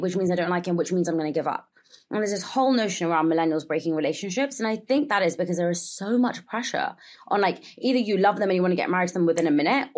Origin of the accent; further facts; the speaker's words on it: London, United Kingdom; first language Gujarati; English is a second language; I am. I was born and raised here.